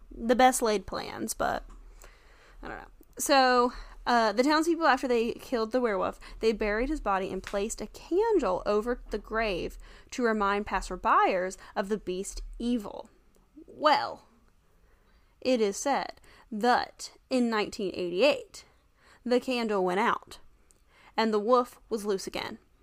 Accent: the South, United States; we're from the South

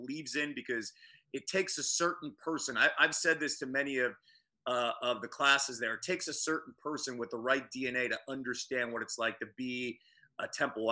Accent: Phoenixville, Pennsylvania, United States; my hometown of Phoenixville

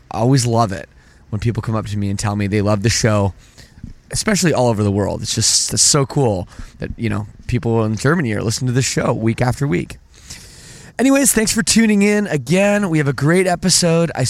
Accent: Oakville, Ontario, Canada; I'm from Oakville

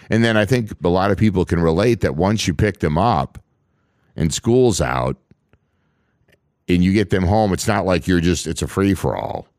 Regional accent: Minnesota, United States; I grew up, born and raised in Minnesota

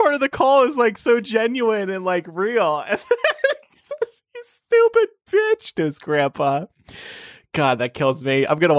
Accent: New Jersey, United States; New Jersey, my home state.

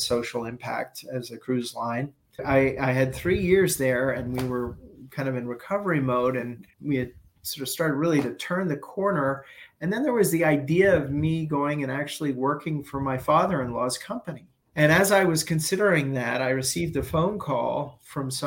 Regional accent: New York City, New York, United States; moved away as an adult; also born or lived in Toronto / Dubai; I'm a New Yorker.

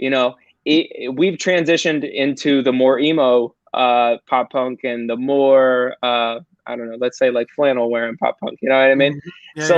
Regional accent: Ohio, United States; My dad is a lifelong Browns fan. Because we're from Ohio.

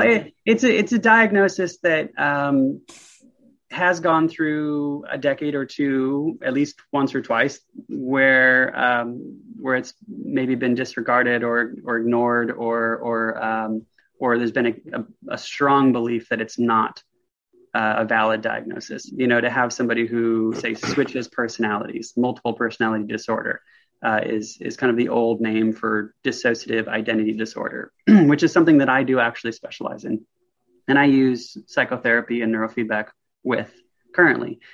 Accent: the Northwest, Pacific Northwest, United States; born or raised there; also born or lived in Vancouver, Washington

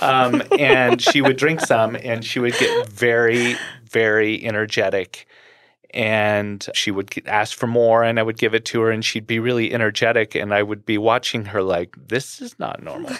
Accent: Los Angeles, California, United States; moved away as an adult; also born or lived in Orange County, California / Colorado; I grew up in Orange County and Los Angeles in the music world

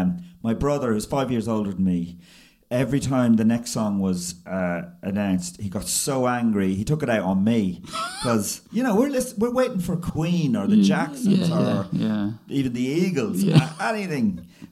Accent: Ireland; We're of the same age. Growing up in Ireland was...

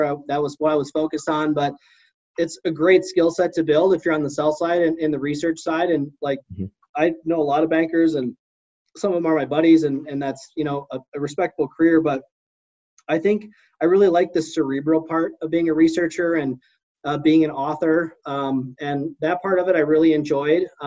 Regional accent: Midwest, United States; I'm from the Midwest

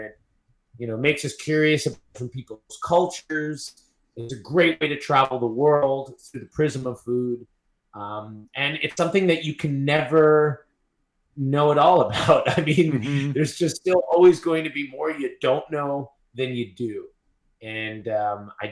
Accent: Long Island, New York, United States; moved away; where I grew up in Long Island

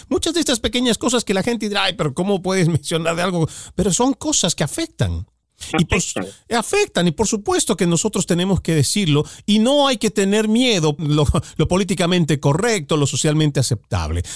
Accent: Bolivia; now in United States; yo soy de Bolivia, muy orgulloso de haber nacido allá

